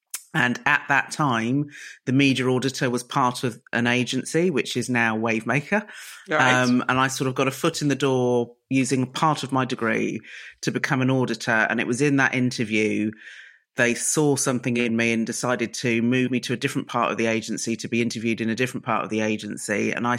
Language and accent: English; Reading, South East England, United Kingdom; So I grew up in Reading, which is known as Mini Barbados. And my mum and dad are typical first generation sort of immigrants to the UK